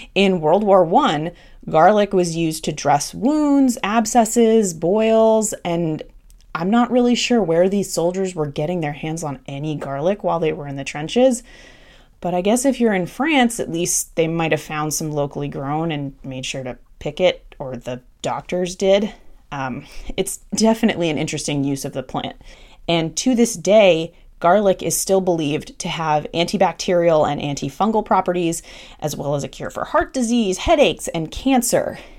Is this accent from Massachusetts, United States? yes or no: yes; Massachusetts, United States; growing up in Massachusetts